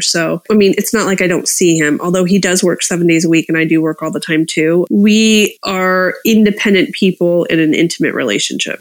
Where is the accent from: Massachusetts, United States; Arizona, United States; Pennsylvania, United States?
Pennsylvania, United States; suburbs of Philadelphia; moved away as an adult; also born or lived in Hershey, Pennsylvania / Washington, District of Columbia, United States; now in Los Angeles, United States; I grew up in the suburbs of Philly, and then I went to boarding school for four years in Hershey, Pennsylvania